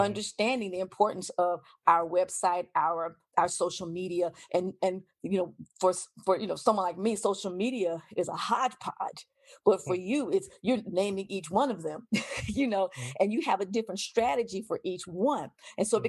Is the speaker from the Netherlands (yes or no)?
no; United States; I'm an American